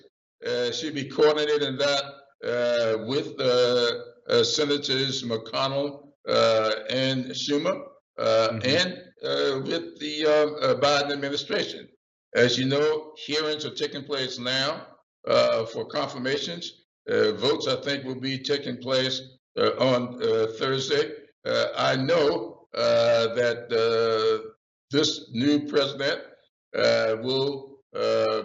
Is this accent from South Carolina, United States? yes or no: yes; South Carolina, United States; I'm from South Carolina